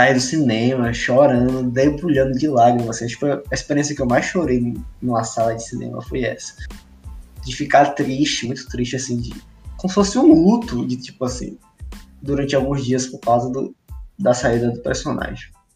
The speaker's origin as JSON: {"language": "Portuguese", "town": "Feira de Santana", "region": "Bahia", "country": "Brazil", "said": "a gente é de Feira de Santana, né? Eu saí de feira no Natal"}